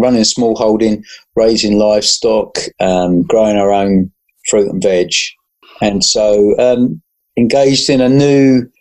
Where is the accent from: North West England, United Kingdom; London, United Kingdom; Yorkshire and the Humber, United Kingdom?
London, United Kingdom; moved away as an adult; now in Suffolk, United Kingdom; born and bred in South London